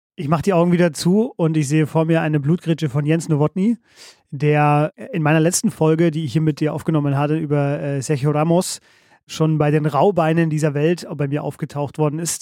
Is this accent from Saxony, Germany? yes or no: no; Coburg, Bavaria, Germany; von meinem Heimatort Coburg